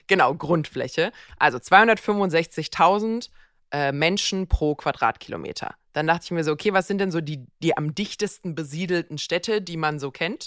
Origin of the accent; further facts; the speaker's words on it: Germany; hier bei uns in Deutschland